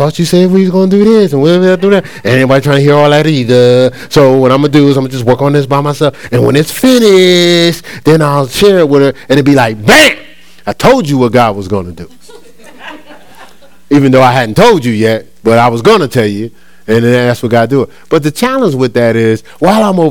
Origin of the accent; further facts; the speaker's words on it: New Jersey, United States; my hometown in New Jersey